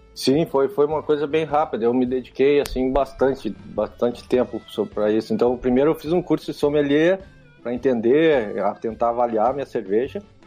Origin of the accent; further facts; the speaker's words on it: Santo Ângelo, Rio Grande do Sul, Brazil; moved away as an adult; also born or lived in Algeria / Dominican Republic; eu sou gaúcho do Santo Ângelo